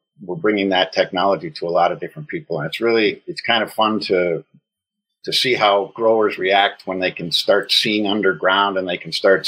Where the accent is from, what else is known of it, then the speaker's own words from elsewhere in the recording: Wisconsin, United States; moved away as an adult; also born or lived in Tokyo / Sydney / Melbourne / Hanoi; now in Singapore; I was born in Wisconsin and lived there for about 20 years, and then packed a duffel bag and moved to Japan in 1985, and I've lived in Asia ever since